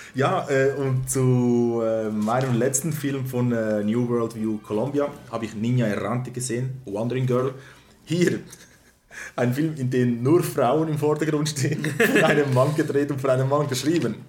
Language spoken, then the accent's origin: German; Galicia, Spain; moved away; das relativ nahe ist, wo ich herkomme